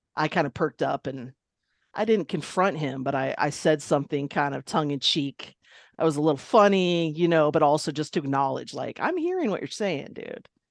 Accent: Long Beach, California, United States; also born or lived in Ireland; I grew up in Long Beach, California

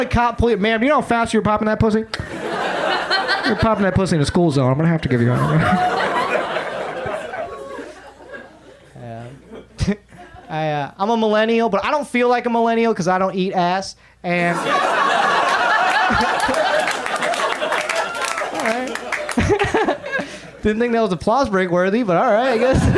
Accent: Atlanta, Georgia, United States; now in Los Angeles, United States; I grew up in Atlanta, so I grew up listening to hip-hop

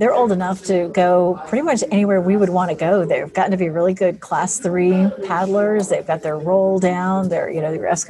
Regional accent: Raleigh, North Carolina, United States; I grew up in Raleigh

